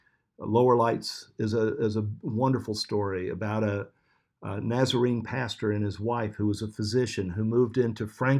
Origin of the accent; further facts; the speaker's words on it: Sierra Leone; there's no place like Jericho Road in the entire district that I grew up in Sierra Leone, and I want to go back.